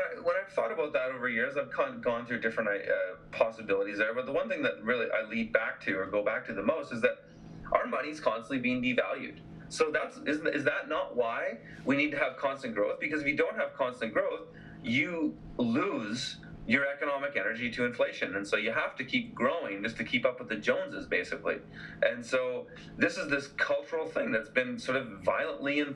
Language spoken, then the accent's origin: English; BC, British Columbia, Canada; my hometown here